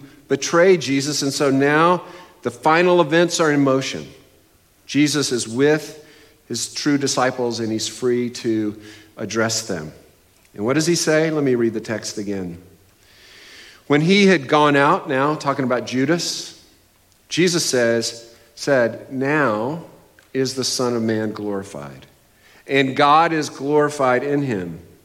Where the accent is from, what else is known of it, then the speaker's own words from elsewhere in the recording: New England, United States; I am from New England, a New England fan